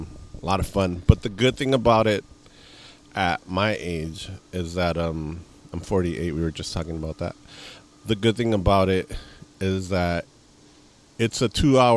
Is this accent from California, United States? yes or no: yes; Los Angeles, California, United States; I grew up in East